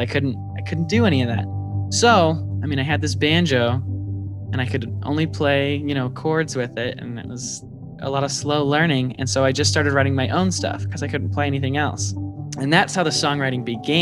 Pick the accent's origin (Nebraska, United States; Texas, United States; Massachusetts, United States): Nebraska, United States; Omaha; now in Lincoln, United States; Born and raised in Omaha